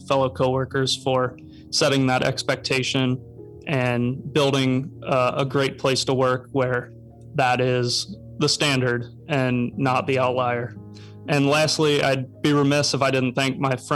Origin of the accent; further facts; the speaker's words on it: Cincinnati, Ohio, United States; I'm born and raised in Cincinnati